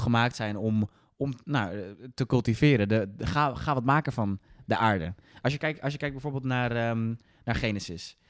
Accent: Netherlands; we hebben als Nederlanders

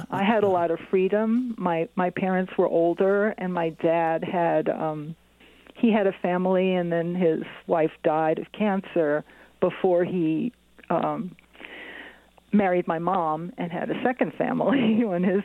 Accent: New York City, New York, United States; also born or lived in San Francisco; now in San Juan Ridge, United States; I grew up in Flushing, which is a great place to grow up in the 60s and early 70s

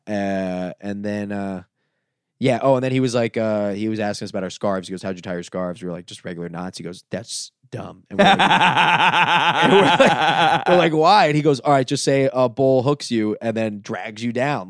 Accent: Dania Beach, Florida, United States; moved away as an adult; also born or lived in Los Angeles; Dania Beach, my hometown

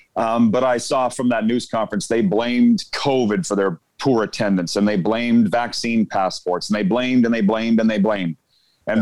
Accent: Saskatchewan, Canada; I'm from Saskatchewan.

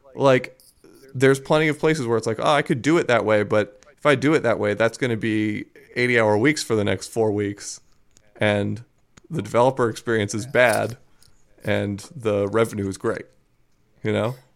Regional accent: Baltimore, Maryland, United States; I'm from Baltimore, uh, a city which is notorious for the Stop Snitching campaign

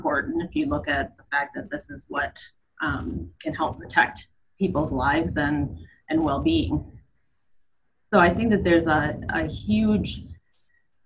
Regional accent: Michigan, United States; also born or lived in Middle East; now in Atlanta, United States; I'm originally from Michigan, moved down here many years ago

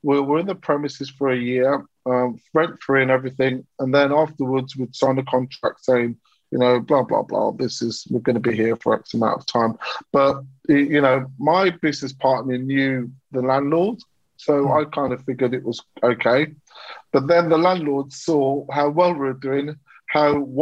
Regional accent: Walsall, West Midlands, United Kingdom; moved away as an adult; also born or lived in London / New York; I'm from Walsall, which is a little town on the outskirts of Birmingham

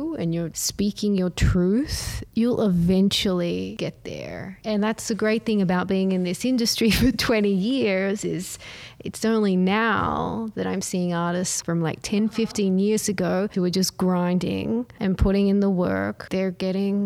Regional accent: Brisbane, Queensland, Australia; I grew up in Australia. Mm-hmm. I studied art history in Brisbane at the University of Queensland. Brisbane is my hometown

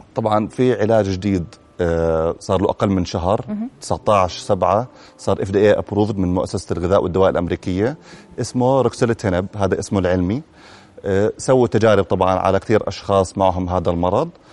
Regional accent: Jordan; عندنا بالاردن

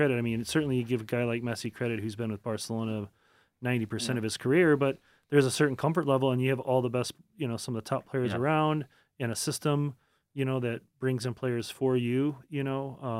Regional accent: St. Louis, Missouri, United States; but it was a Fox Midwest when I grew up in St. Louis.

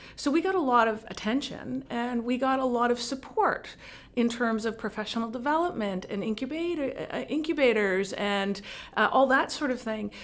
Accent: Montreal, Quebec, Canada; moved away as an adult; also born or lived in Vancouver; now in Cape Breton, Canada; I'm, I'm born in Montreal, and I worked in Montreal

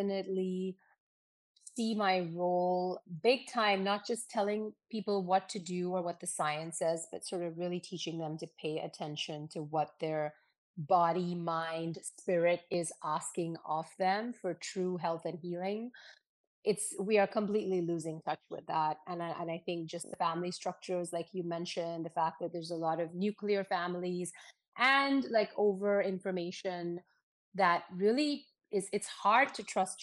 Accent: Pune, Maharashtra, India; now in United States; My family is Sindhi, but we grew up, you know, in Pune. So like I speak Marathi, I love Maharashtrian food.

